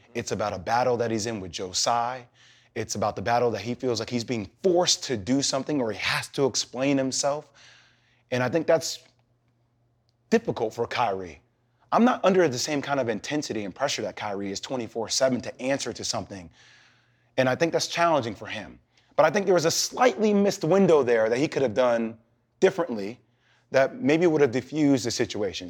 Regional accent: New Jersey, United States; I'm from Jersey

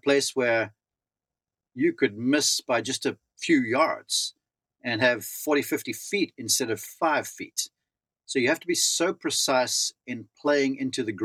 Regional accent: South Africa; moved away as an adult; growing up in South Africa.

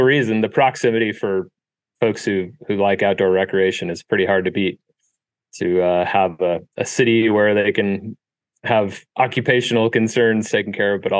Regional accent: Midvale, Utah, United States; moved away; also born or lived in Joseph, Oregon; So I was born and raised in Midvale, Utah, which is about 20 minutes south of Salt Lake City.

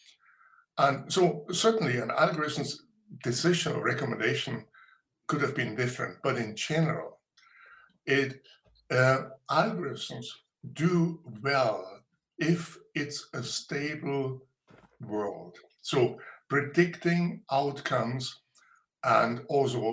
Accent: Munich, Bavaria, Germany; I was born in Bavaria, in a little town, and grew up in Munich.

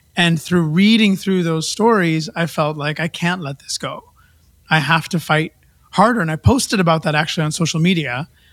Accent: Vancouver, British Columbia, Canada; moved away; also born or lived in India; I was a kid from Vancouver

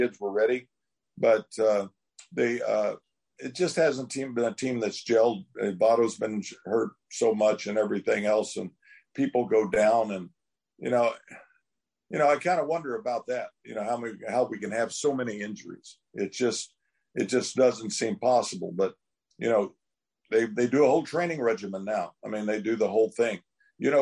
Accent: Oklahoma, United States; growing up in Oklahoma, working in the fields, chopping cotton and combining peanuts and pulling cotton

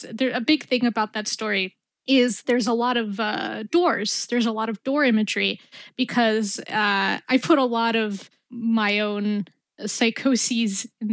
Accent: New York City, New York, United States; being an Arab American growing up in Brooklyn during the Bush administration

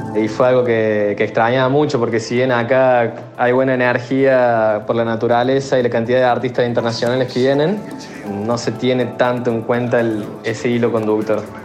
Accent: Córdoba, Argentina; moved away as an adult; now in Tulum, Mexico; yo soy de Córdoba Capital, de Argentina, y actualmente estoy viviendo acá en México, eh, en lo que es Tulum

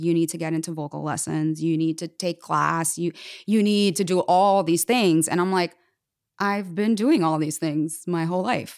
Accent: Jersey City, New Jersey, United States; I was born in Jersey City, New Jersey, and I started dancing when I was four years old

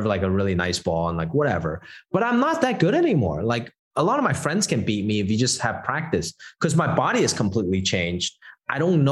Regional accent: Hong Kong; moved away; I grew up in Hong Kong

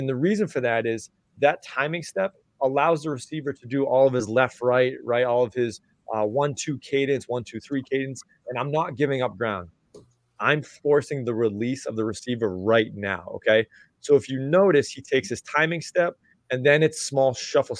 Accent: Massachusetts, United States; I'm from Massachusetts

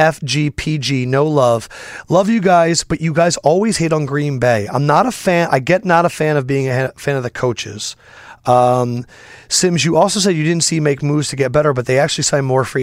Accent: China; now in Philadelphia, United States; I grew up in China before moving to Philly.

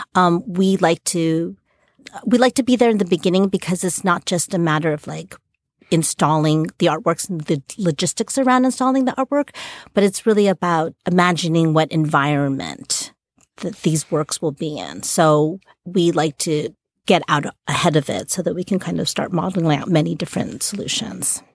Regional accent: New York City, New York, United States; I grew up in New York City

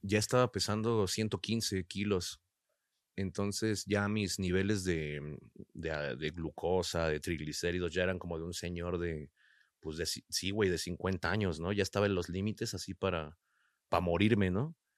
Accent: Nezahualcóyotl, State of Mexico, Mexico; de Nesa

